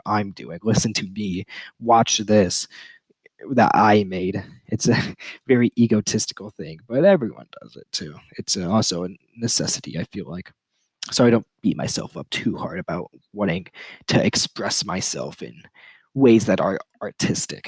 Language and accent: English; United States; I'm American. I live in a first world country.